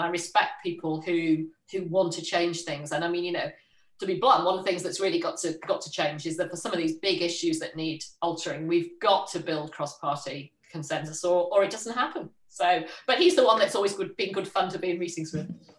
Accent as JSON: {"language": "English", "town": "Liverpool", "region": "North West England", "country": "United Kingdom", "tie": "born or raised there", "moved": "yes", "said": "I was born in Liverpool, a bit outside Liverpool, went to school in Liverpool"}